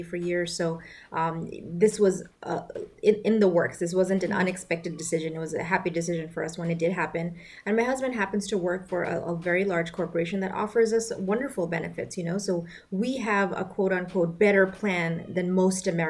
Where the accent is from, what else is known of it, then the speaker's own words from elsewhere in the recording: Bangladesh; moved away; accelerated medical program in my home country, Bangladesh